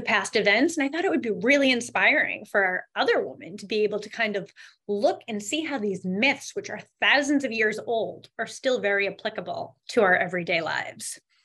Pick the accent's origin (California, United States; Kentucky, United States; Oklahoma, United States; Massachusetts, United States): Massachusetts, United States; Boston; I'm from the Boston area